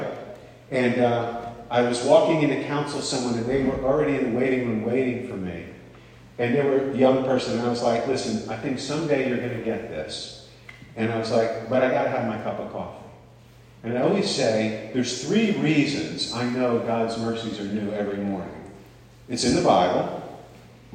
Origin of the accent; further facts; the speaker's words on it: the North, United States; also born or lived in Long Island; I grew up in the North